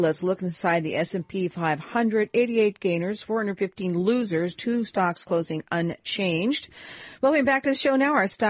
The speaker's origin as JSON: {"language": "English", "region": "Pacific Northwest", "country": "United States", "tie": "born or raised there", "said": "growing up in the Pacific Northwest."}